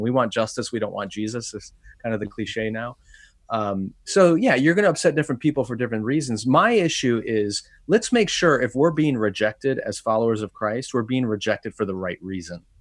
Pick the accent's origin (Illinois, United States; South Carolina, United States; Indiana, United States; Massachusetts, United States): Illinois, United States; Wheaton; back in my hometown at a church here in Wheaton, Illinois